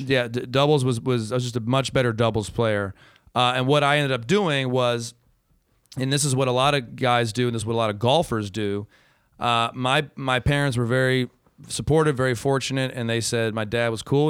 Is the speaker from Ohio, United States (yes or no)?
no; Ann Arbor, Michigan, United States; moved away; I was from Ann Arbor